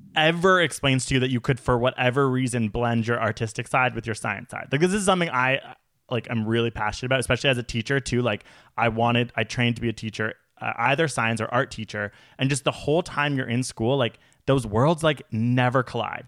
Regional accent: Canada; We are Canadian

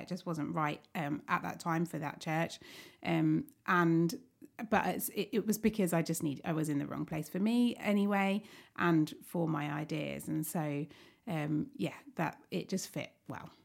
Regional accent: Staplehurst, South East England, United Kingdom; I li-, grew up in Staplehurst

